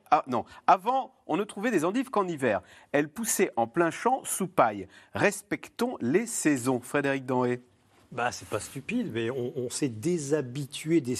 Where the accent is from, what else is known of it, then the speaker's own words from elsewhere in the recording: the Nord, Hauts-de-France, France; chez moi dans le Nord